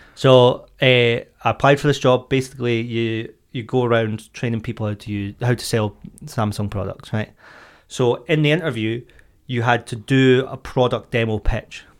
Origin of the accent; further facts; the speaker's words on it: Scotland, United Kingdom; I am Scottish